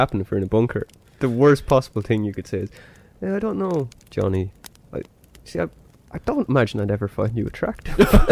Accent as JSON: {"language": "English", "country": "Ireland", "said": "even though we're Irish"}